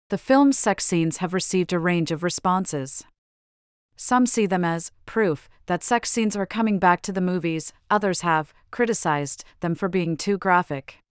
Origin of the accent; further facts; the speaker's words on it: Arizona, United States; but yes, I mean, obviously, I grew up in Arizona and he grew up in Athens